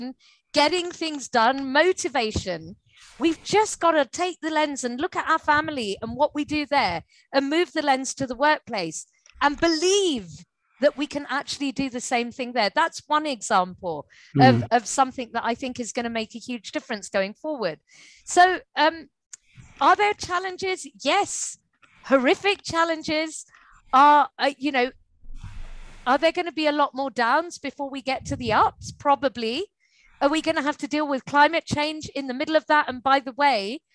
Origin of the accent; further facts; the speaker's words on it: India; There are all these skills that we learn at home in India more so than any other country